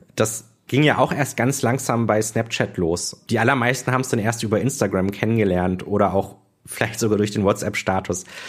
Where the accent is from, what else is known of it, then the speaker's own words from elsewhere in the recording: Düsseldorf, North Rhine-Westphalia, Germany; also born or lived in Berlin; jetzt bin ich wieder in Düsseldorf